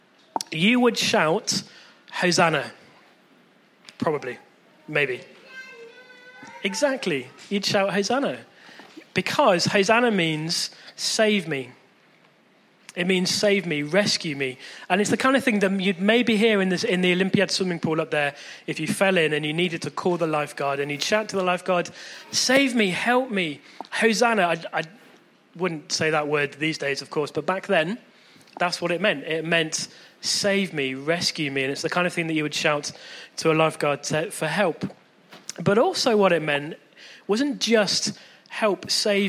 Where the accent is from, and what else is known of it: Chippenham, South West England, United Kingdom; born or raised there